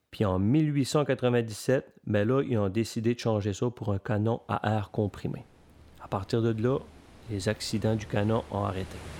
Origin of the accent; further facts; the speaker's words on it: L'Étang-du-Nord, Quebec, Canada; je suis originaire de l'étang du Nord. C'est une petite communauté aux îles de la Madeleine